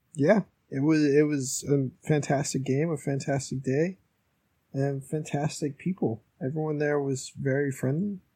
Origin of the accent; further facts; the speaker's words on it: United States; as an American coming over